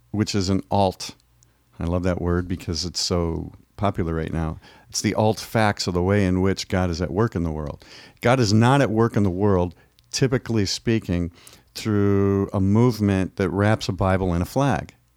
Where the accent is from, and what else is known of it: United States